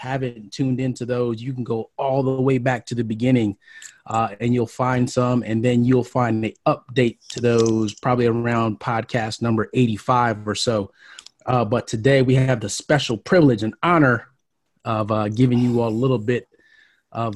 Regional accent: Brooklyn, New York, United States; moved away; also born or lived in Miami, Florida; I was born in Brooklyn

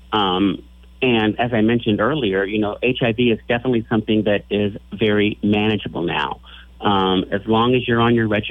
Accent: Lincoln, Nebraska, United States; I grew up here in Lincoln, Nebraska

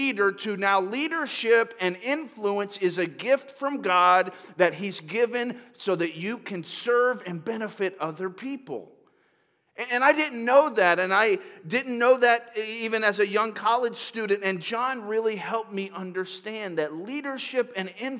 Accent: Tampa, Florida, United States; moved away as an adult; also born or lived in upstate New York; now in Marysville area, United States; I grew up in Tampa.

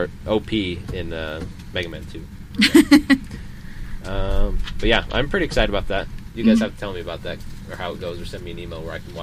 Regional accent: Montana, United States; now in Utah, United States; Like, I'm from Montana.

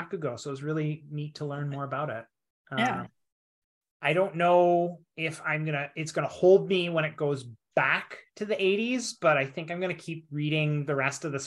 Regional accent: Canada; now in Japan; as a Canadian in Japan

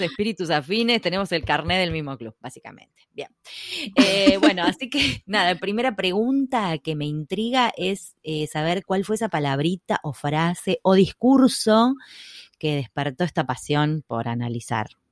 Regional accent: Buenos Aires, Argentina; somos porteñas

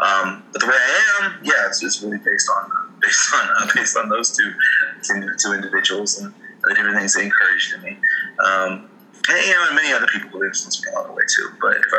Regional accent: El Salvador; also born or lived in England; So I grew up in El Salvador, but I also grew up in England.

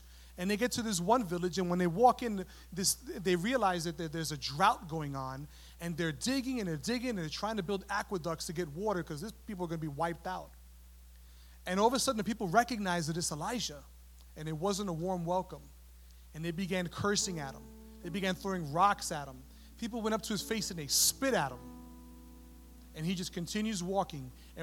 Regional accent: New York City, New York, United States; moved away as an adult; also born or lived in San Antonio, Texas; I grew up in New York City, and so we're very familiar with the Jewish community

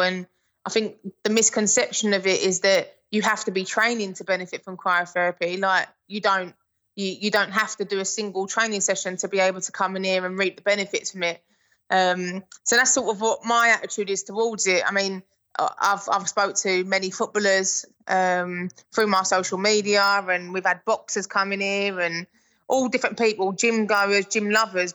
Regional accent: England, United Kingdom; I'm English

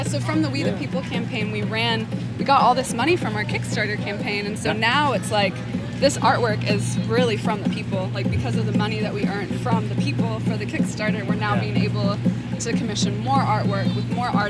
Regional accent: New Zealand; accent: New Zealand; now in Brooklyn, United States; I know, it goes, like, the American accent so strong. It just, like, took my New Zealand accent smothered it.

